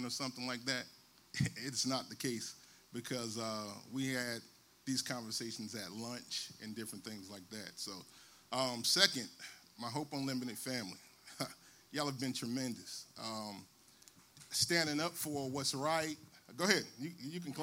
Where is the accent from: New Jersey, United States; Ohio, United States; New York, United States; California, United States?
New Jersey, United States; Newark; I grew up in Newark, New Jersey